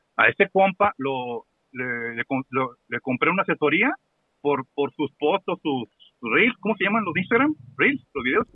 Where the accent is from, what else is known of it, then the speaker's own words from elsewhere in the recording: Monterrey, Nuevo León, Mexico; Monterrey somos un capítulo de los Simpsons o de Black Mirror